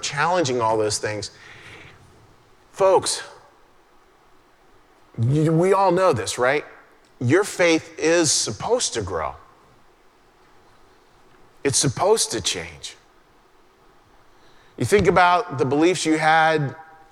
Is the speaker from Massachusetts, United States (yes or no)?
no; Western Pennsylvania, United States; moved away; a little boy growing up in Western Pennsylvania and going to church.